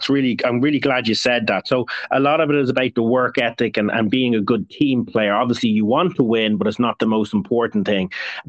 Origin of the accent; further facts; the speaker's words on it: Ireland; that's because I'm Irish.